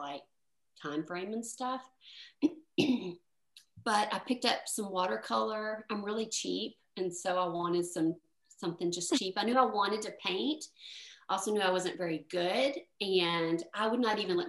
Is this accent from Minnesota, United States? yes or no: no; Tennessee, United States; I grew up in Tennessee.